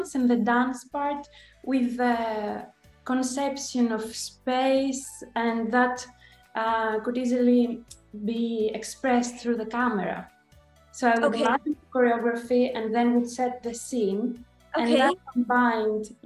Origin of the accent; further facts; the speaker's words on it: Athens, Attica, Greece; I am from Athens, Greece